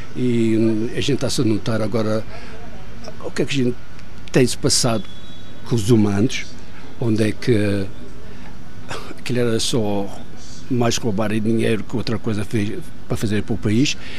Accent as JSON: {"language": "Portuguese", "country": "South Africa", "tie": "born or raised there", "also_born_or_lived": "Madeira, Portugal", "accent": "Madeira", "said": "vim para a África do Sul, tinha 5 anos, estudei aqui na África do Sul"}